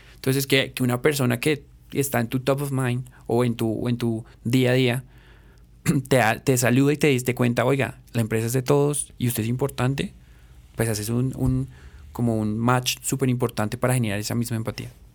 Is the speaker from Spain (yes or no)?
no; Colombia; como colombiano